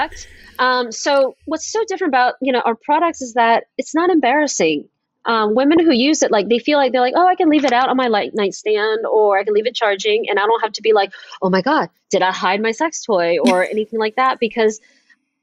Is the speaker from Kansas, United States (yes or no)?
no; Atlanta, Georgia, United States; I'm from Atlanta